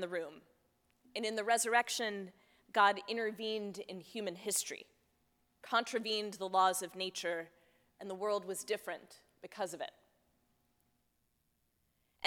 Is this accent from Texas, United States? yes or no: yes; Texas, United States; I grew up in Texas